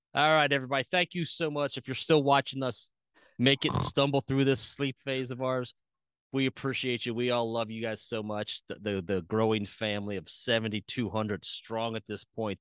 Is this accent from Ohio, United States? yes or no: yes; Cincinnati, Ohio, United States; growing up in Cincinnati